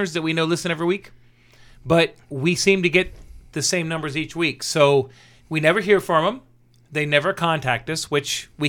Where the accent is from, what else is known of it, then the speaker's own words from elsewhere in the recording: Brandon, Florida, United States; I grew up out in Brandon